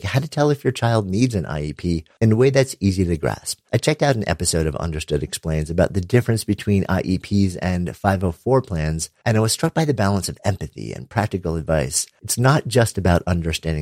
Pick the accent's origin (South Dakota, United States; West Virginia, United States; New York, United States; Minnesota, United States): New York, United States; New York City; I'm from New York City